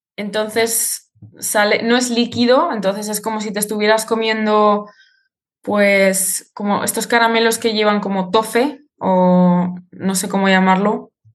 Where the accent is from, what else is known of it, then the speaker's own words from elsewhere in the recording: Zaragoza, Aragon, Spain; moved away as an adult; now in Prague, Czech Republic; vengo de Zaragoza, de Aragón. Y ahora mismo vivo en Praga